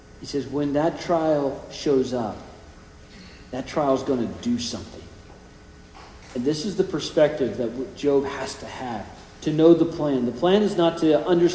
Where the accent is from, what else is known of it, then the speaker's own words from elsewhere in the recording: California, United States; Growing up in California